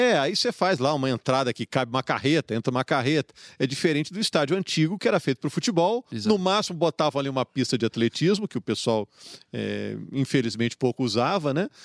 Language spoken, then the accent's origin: Portuguese; Juiz de Fora, Minas Gerais, Brazil; now in Belo Horizonte, Brazil; eu sou de Juiz de Fora.